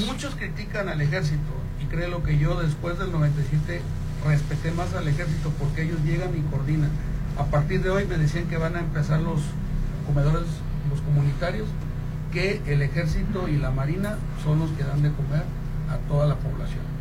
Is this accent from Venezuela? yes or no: no; Mexico; como mexicanos